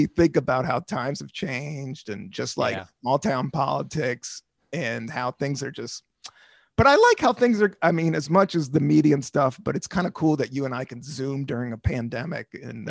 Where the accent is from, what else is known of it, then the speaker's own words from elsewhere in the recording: Washington, District of Columbia, United States; also born or lived in Southern United States; I come from Northeast DC in the 70s and then the most hardcore redneck town in the South.